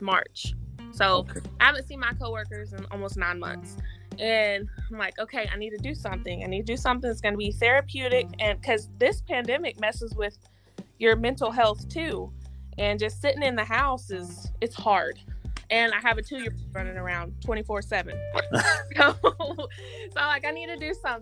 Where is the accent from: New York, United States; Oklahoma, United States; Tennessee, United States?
Oklahoma, United States; now in Texas, United States; I'm from Oklahoma.